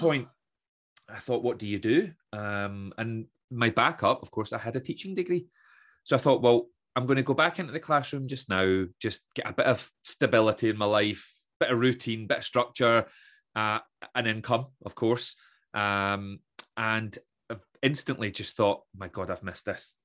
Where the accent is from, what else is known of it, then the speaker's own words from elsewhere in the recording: Troon, Scotland, United Kingdom; also born or lived in Aberdeen; I grew up in Troon, as I mentioned, uh, left Troon at eighteen, headed to Aberdeen